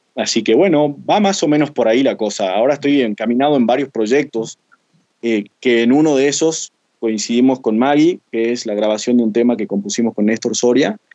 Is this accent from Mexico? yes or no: no; Jujuy, Argentina; tengo 28 años, soy de Jujuy